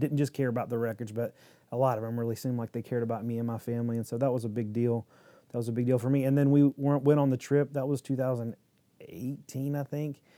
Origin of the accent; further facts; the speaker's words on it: Midland, North Carolina, United States; I grew up in Midland, like on a farm